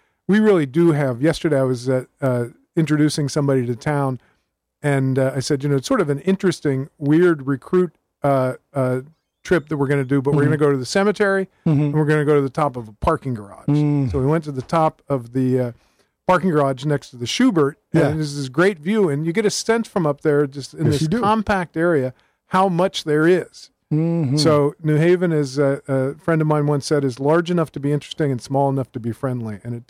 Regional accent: Cincinnati, Ohio, United States; also born or lived in Covington, Kentucky; I was born in Covington, Kentucky. All my family roots are in northern Kentucky, and ancestors interred there in Kenton County, around Covington. born there, grew up in Cincinnati on the Ohio side of the river, went to school in Greater Cincinnati

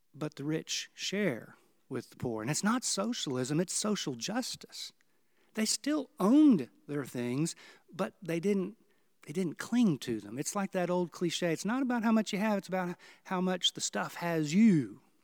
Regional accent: Houston, Texas, United States; I grew up in Houston, Texas, where we didn't have really much to do with tornadoes.

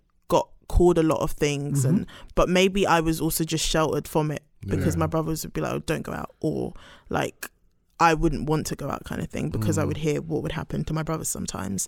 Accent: London, United Kingdom; also born or lived in Brixton, London; I lived in Brixton for the first like few years of my life and then moved to High Barnet

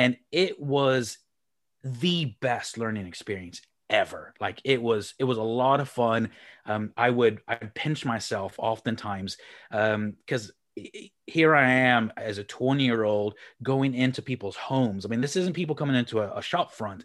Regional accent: Houston, Texas, United States; moved away as an adult; also born or lived in Republic of Ireland; now in Leeds, United Kingdom; I'm from Houston, Texas, and, um, moved to the Republic of Ireland about fifteen years ago, and then nine years ago, uh, nineteen years ago, moved up to the north of England up here near Leeds

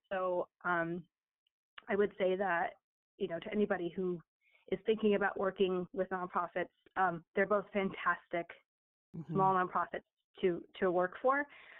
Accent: Long Island, New York, United States; moved away; Well, I'm actually from Long Island. I'm not from here at all. I moved up here with my family like 2013.

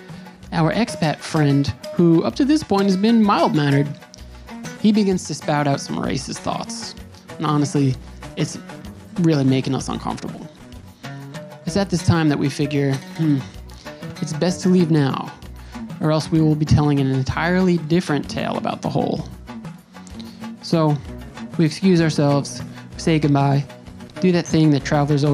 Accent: United States; I have family there, but I'm from the U.S.

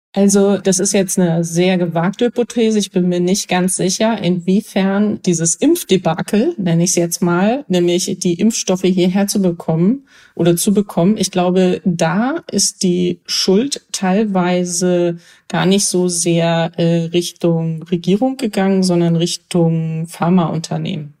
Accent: Germany; als Deutscher

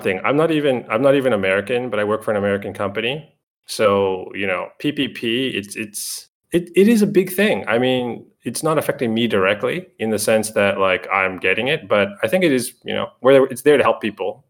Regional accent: Canada; I'm Canadian.

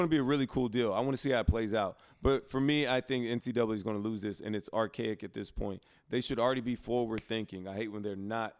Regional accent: Prattville, Alabama, United States; Prattville, my hometown.

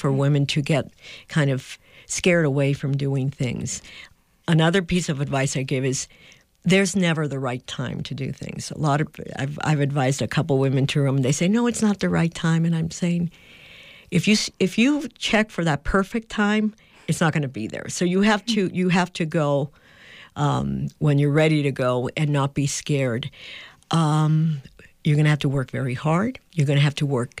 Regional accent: San Juan, Puerto Rico; moved away as an adult; also born or lived in New Mexico; I grew up in Puerto Rico

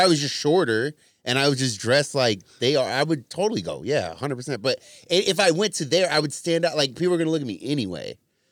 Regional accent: Ontario, Canada; Just say you're Canadian. I grew up in Ontario.

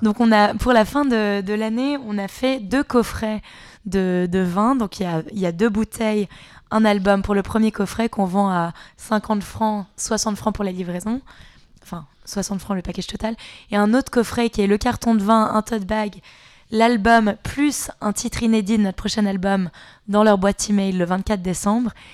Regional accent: Switzerland; on est suisse

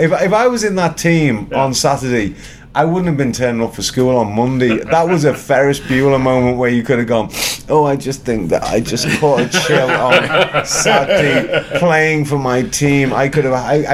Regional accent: England, United Kingdom; moved away; I'm from England

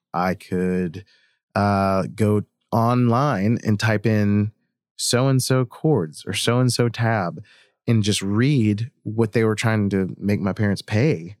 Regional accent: Hurricane, West Virginia, United States; I grew up in Hurricane, West Virginia

